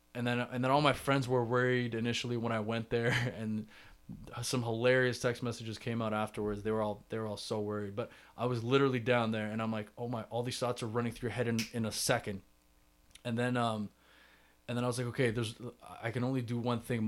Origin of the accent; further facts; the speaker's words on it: Toronto, Ontario, Canada; I'm from Toronto